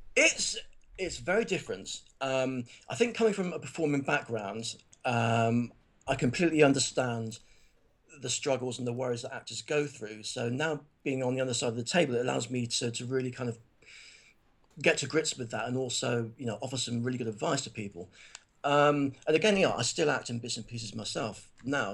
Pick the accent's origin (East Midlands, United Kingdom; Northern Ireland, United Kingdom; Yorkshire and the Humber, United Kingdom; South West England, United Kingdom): South West England, United Kingdom; Plymouth; I'm from Plymouth, which is a, you know, primarily a naval town.